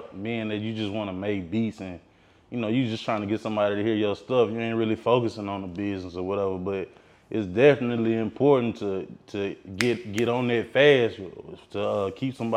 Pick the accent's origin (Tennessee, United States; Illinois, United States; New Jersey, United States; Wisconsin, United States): Tennessee, United States; Columbia; I hail from Columbia, Tennessee. It's a small town outside of Nashville, Tennessee, like Middle Tennessee area